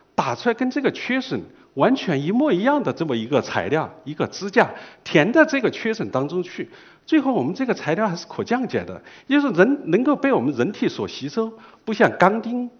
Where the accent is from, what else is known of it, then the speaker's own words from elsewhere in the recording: China; 这个很难，并不代表我们中国人不做。